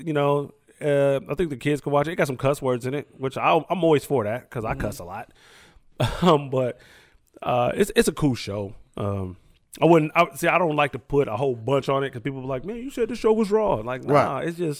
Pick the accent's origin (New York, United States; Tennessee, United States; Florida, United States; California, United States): California, United States; Sacramento; I'm from Sacramento